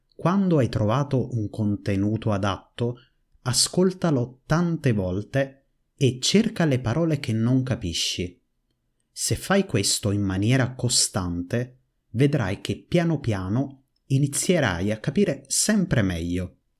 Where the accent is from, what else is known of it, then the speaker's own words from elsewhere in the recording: Naples, Campania, Italy; Napoli, la mia città natale